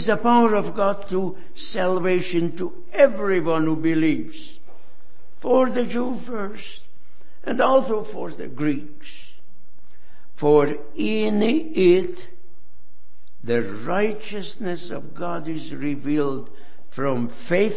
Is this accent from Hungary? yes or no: yes; Hungary; now in United States; I left my home country, Hungary, over 60 years ago. I am a refugee.